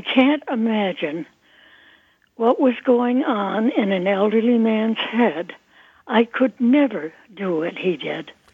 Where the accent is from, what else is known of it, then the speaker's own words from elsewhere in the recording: New England, United States; I'm from New England